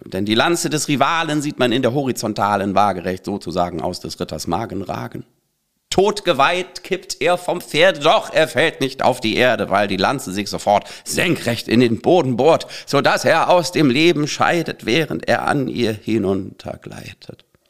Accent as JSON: {"language": "German", "town": "Bad Schwartau", "region": "Schleswig-Holstein", "country": "Germany", "tie": "born or raised there", "also_born_or_lived": "Berlin", "moved": "yes", "said": "in Bad Schwartau, wo ich aufgewachsen bin"}